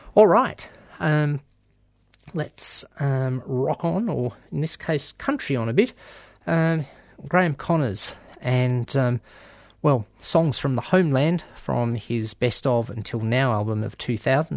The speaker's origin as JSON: {"language": "English", "country": "Australia", "said": "I'm from Australia"}